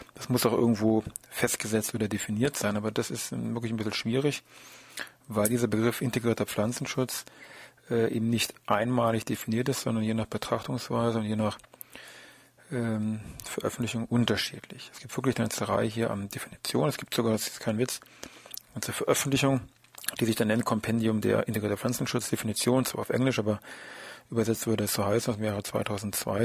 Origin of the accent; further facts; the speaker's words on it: Germany; bei uns in Deutschland